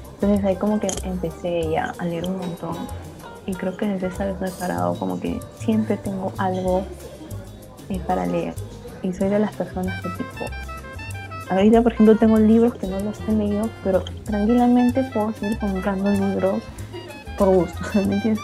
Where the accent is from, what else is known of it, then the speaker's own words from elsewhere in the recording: Huancayo, Junín, Peru; tú y yo somos de Huancayo